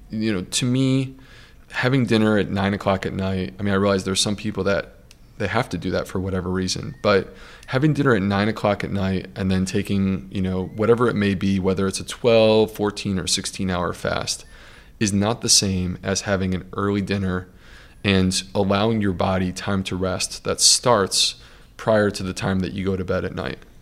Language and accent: English; United States; being American